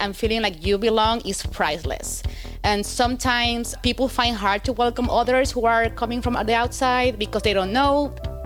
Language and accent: English; Mexico; moved away as an adult; now in United States; I'm from Mexico, and I've been working for the company for over 4 years